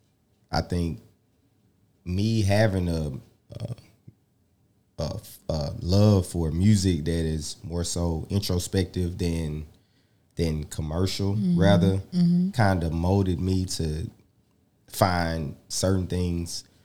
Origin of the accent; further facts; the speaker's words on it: Jackson, Mississippi, United States; Growing up in Jackson, you get to be in every different hood as well